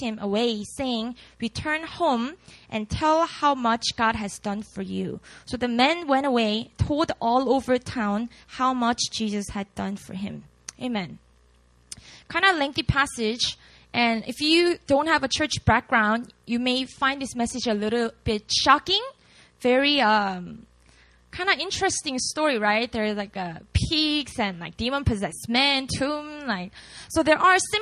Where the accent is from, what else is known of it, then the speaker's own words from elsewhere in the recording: Busan, South Korea; first language Korean; English is a second language; moved away as an adult; now in Seoul, South Korea; I was born and raised in Busan, which is about 5 hours drive away from Seoul